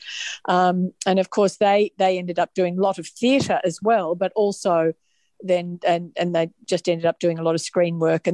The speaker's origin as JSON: {"language": "English", "town": "Melbourne", "region": "Victoria", "country": "Australia", "tie": "born or raised there", "also_born_or_lived": "Sydney", "said": "I grew up in Melbourne, which is where we live now"}